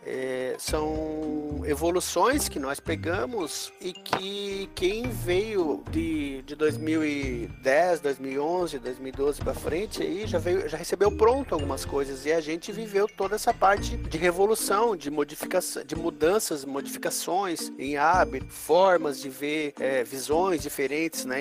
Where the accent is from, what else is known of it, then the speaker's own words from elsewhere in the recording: Santa Catarina, Brazil; now in Florianópolis, Brazil; Eu falo de Floripa. Não sou manezinho, mas sou catarinense, barriga verde